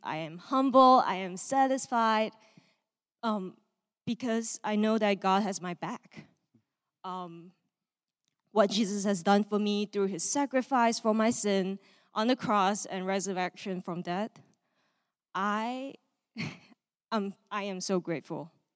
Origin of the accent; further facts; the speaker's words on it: Malaysia; moved away; I am from Malaysia, and I grew up in a, um, non-religious home.